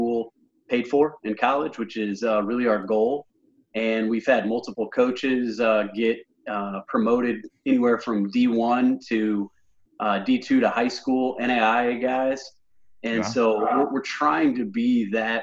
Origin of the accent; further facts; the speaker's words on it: Illinois, United States; moved away as an adult; now in Fort Wayne, United States; my hometown where I grew up in Illinois